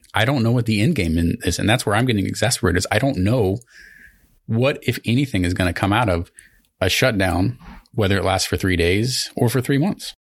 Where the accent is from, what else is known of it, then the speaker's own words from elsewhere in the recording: Southern Missouri, United States; I'm from Southern Missouri